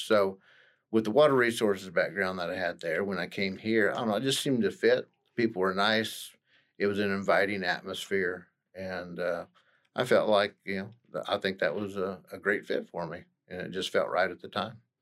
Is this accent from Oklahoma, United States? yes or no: yes; Stillwater, Oklahoma, United States; I'm actually, uh, born and raised in Stillwater